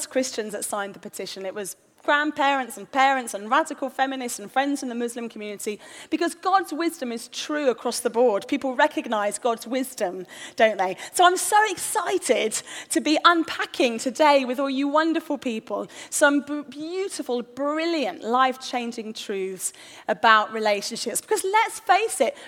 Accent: London, United Kingdom; we're from North London

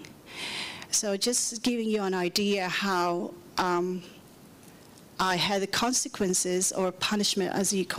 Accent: Manila, Metro Manila, Philippines; now in Perth, Australia; I grew up and born in Manila, Philippines

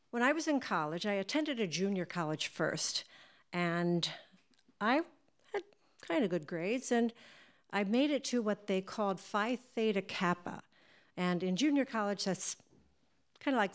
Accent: New Jersey, United States; I was from New Jersey

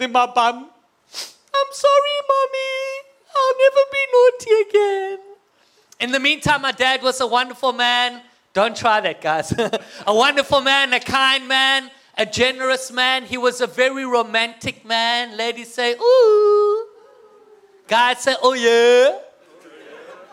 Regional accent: South Africa; moved away as an adult; now in United States; I have an accent, but to me, you guys have the accent, okay? Well, my wife and I come from South Africa

